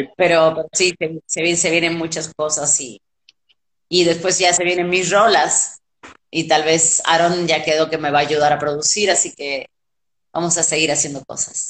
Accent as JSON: {"language": "Spanish", "country": "Argentina", "moved": "as an adult", "lives_now": "Mexico", "said": "como cualquier argentino"}